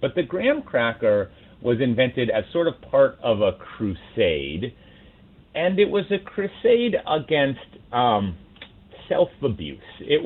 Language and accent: English; Minnesota, United States; growing up in Minnesota